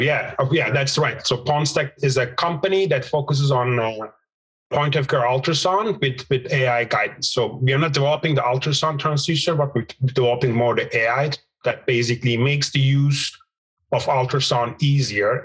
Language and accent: English; Turkey; moved away as an adult; also born or lived in Istanbul, Turkey / Vancouver, Canada; I'm from Turkey originally, Istanbul Technical University